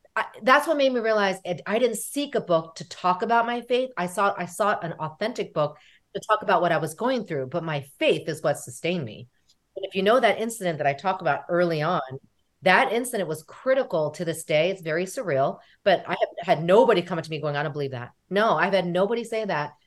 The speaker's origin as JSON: {"language": "English", "country": "United States", "said": "we are American, right? We are American, which we are Korean American"}